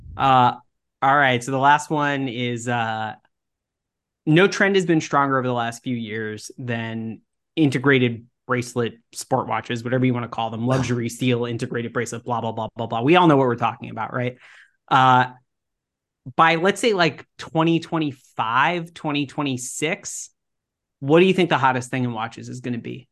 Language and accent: English; Texas, United States; moved away; I grew up in Texas